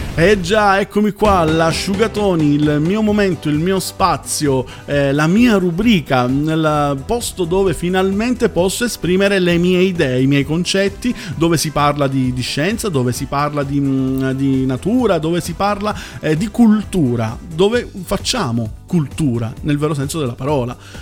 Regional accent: Palermo, Sicily, Italy; moved away as an adult; now in Emilia-Romagna, Italy; io sono terruncello, io vengo da, da Palermo

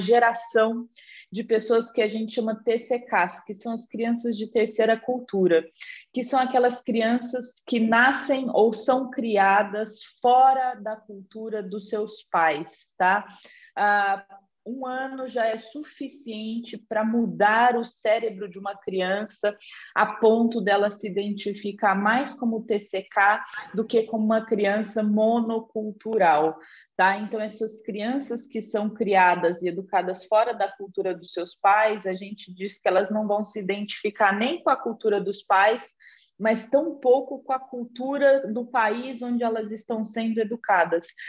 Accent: Batatais, São Paulo, Brazil; accent: caipira; moved away; also born or lived in Ribeirão Preto; eu sou de Batatais, que é uma cidade bem pequenininha ao lado de Ribeirão Preto

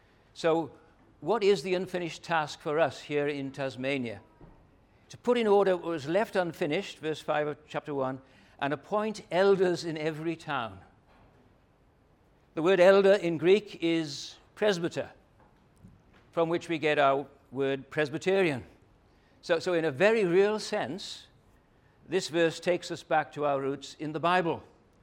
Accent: London, United Kingdom; now in Hobart, Australia; 30 years ago, I came to Hobart from London.

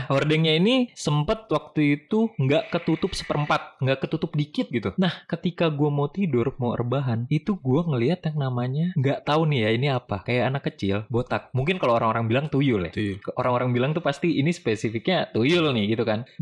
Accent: Bekasi, West Java, Indonesia; also born or lived in Jakarta; Pas gue lahir itu, gue lahir di Jakarta, langsung dibawa ke Jawa, Mam. Ketika umur 3 tahun, gue baru balik ke Bekasi.

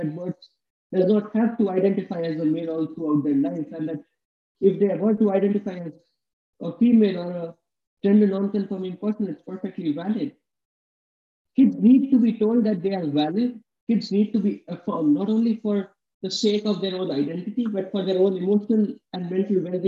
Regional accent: India; growing up in India

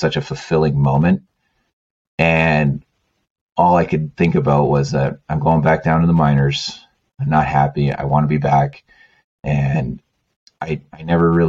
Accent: Canada; moved away; being Canadian

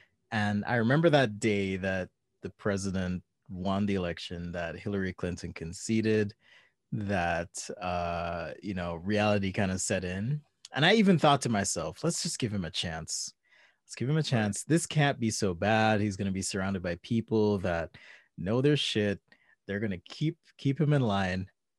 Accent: Jamaica; moved away; I grew up in Jamaica.

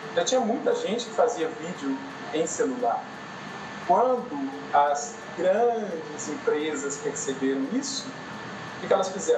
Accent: Brazil; eu sou brasileiro

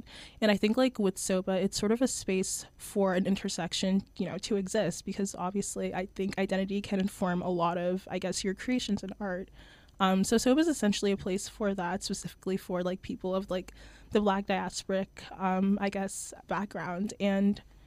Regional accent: New York City, New York, United States; I'm from Brooklyn, New York. I started doing art really young as a kid, so I would always go to First Saturdays at the Brooklyn Museum with my family

